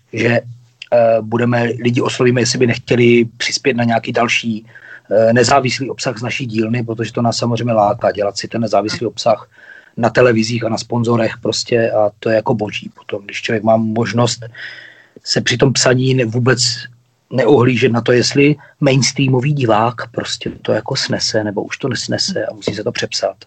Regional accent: Ostrava, Moravian-Silesian Region, Czechia; jsme Ostraváci

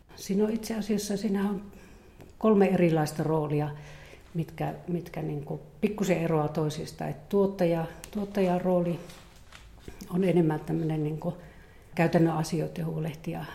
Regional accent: Eastern Lapland, Finland; Mä tuun Itä-Lapista, hyvinkin niin kuin tästä vanhasta lappilaisesta kulttuurista ja metsässä, metsässä viihtynyt ja kasvanut.

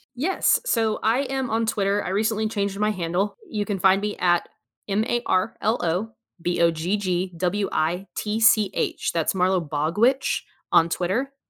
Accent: United States; I'm an American

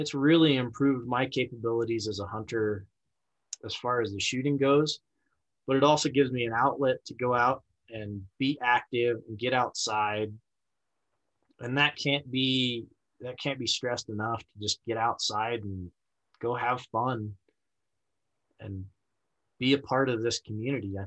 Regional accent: Laramie, Wyoming, United States; my hometown of Laramie

